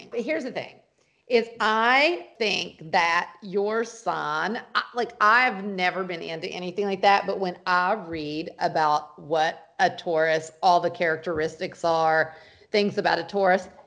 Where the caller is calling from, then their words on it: Brooklyn, New York, United States; I am calling from Brooklyn, New York